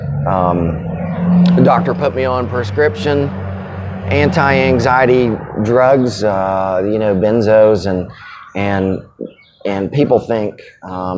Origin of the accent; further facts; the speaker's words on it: Chattanooga, Tennessee, United States; also born or lived in Germany / Knoxville, Tennessee; I was born in Chattanooga, Tennessee. Pretty average middle class family. Not a lot of trauma and or drama, so pretty good childhood